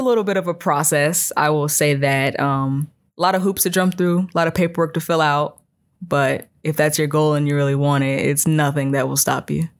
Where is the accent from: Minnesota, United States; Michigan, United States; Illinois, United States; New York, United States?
Illinois, United States; Chicagoland area, South Suburbs; moved away; I'm from the Chicagoland area, South Suburbs.